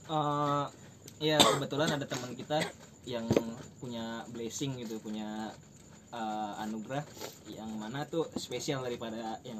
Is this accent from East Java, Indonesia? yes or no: no; East Jakarta, Jakarta, Indonesia; kita kebetulan orang Jakarta Timur nih